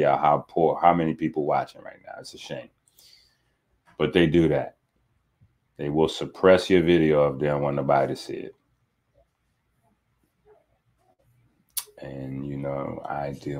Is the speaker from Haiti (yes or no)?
yes; Haiti; being a Haitian is something that I hold dear